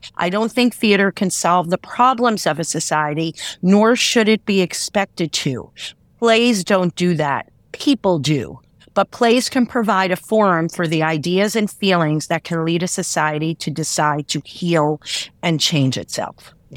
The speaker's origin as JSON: {"language": "English", "region": "New York", "country": "United States", "tie": "born or raised there", "said": "I grew up in New York"}